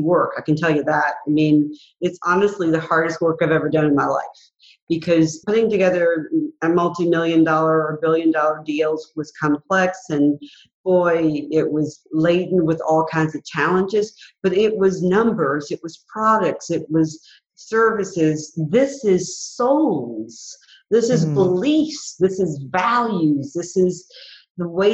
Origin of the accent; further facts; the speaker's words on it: Mobile, Alabama, United States; growing up in Mobile, Alabama